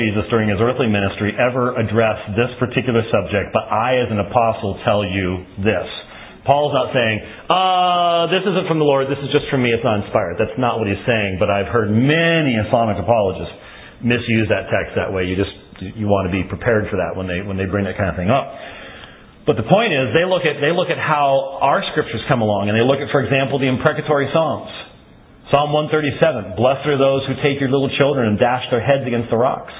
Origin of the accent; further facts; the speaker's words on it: United States; I'm an American.